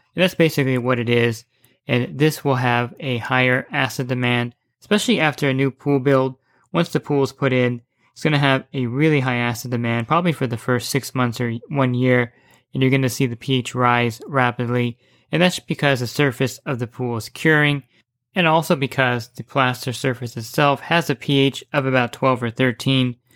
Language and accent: English; New Jersey, United States; moved away; I grew up in New Jersey